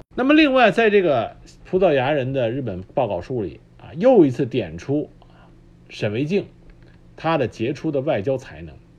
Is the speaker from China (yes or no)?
yes; China; 我们中国人